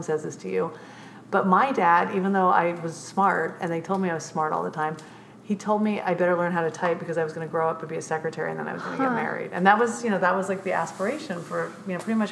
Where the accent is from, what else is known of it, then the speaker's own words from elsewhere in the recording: Orange County, California, United States; also born or lived in Chicago / Los Angeles; I grew up in Orange County. I was born in Chicago, but my parents moved here when I was 6 months old